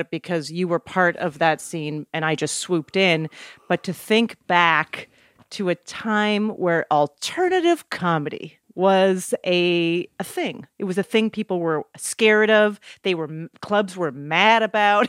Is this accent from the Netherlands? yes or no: no; Canada; moved away as an adult; also born or lived in New York